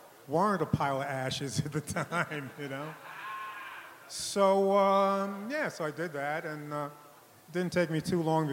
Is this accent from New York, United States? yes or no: yes; New York City, New York, United States; Born and raised in New York